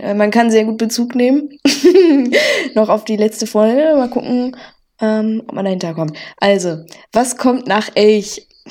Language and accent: German; North Rhine-Westphalia, Germany; accent: Pott; wir mhm. beide jetzt nicht direkt im Pott quasi aufgewachsen sind am Niederrhein, aber äh, ja, wir zählen jetzt mal zum Pott